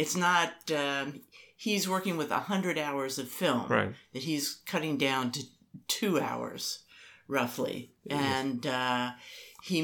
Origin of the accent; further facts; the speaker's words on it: United States; being American